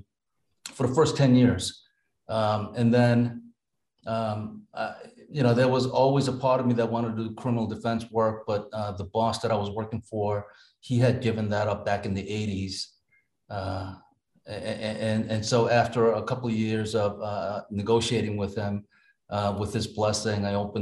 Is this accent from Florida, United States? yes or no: no; New York, United States; now in Massachusetts, United States; I grew up in New York, in Brooklyn and Queens